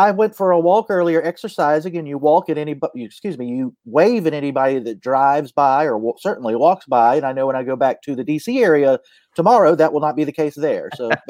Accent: Charleston, South Carolina, United States; Old School Championship Wrestling here in Charleston, South Carolina, where I'm from. I know my accent sounds like I'm from Brooklyn, but no, I'm from the South.

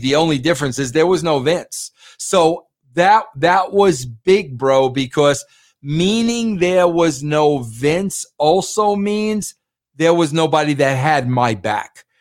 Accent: New York, United States; I'm a New Yorker

